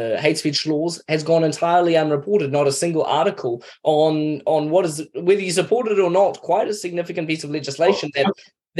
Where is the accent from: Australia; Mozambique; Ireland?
Mozambique; moved away; also born or lived in Kenya / United States; I grew up in Mozambique, was educated in Kenya around a lot of Americans.